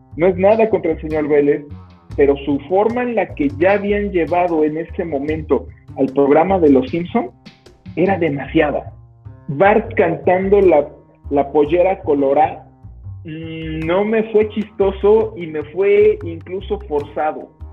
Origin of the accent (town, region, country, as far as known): Mexico